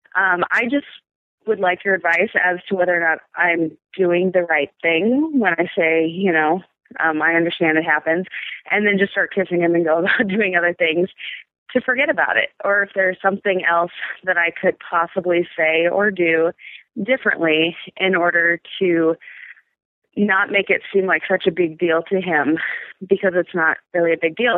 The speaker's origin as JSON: {"language": "English", "region": "Midwest", "country": "United States", "said": "I am from the Midwest, 36 year old straight woman, divorced"}